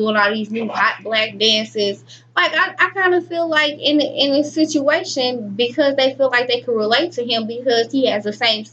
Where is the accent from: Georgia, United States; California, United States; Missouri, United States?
Missouri, United States; Webster Groves; we both went to Webster Groves, but I actually lived in Webster Groves